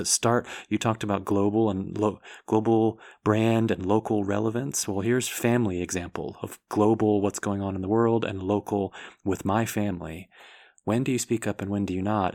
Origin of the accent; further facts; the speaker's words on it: United States; myself being American, white, male, heterosexual